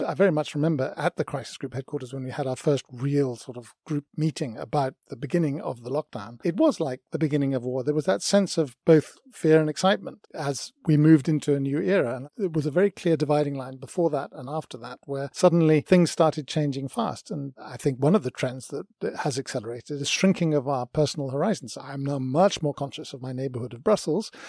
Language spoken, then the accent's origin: English; United Kingdom; Myself, as a British person